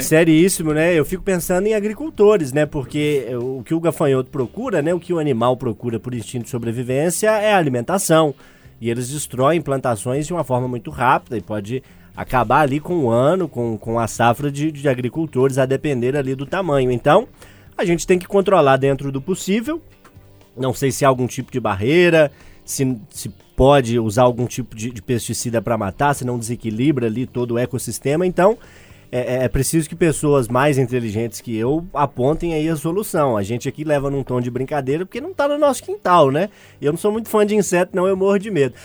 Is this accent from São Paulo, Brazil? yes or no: yes; Cardoso, São Paulo, Brazil; moved away; com a família lá no meu interior, lá em Cardoso